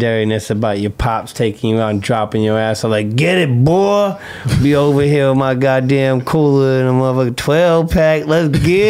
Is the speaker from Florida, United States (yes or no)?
yes; Florida, United States; moved away; also born or lived in Barcelona; friends around my hometown because I went back home to Florida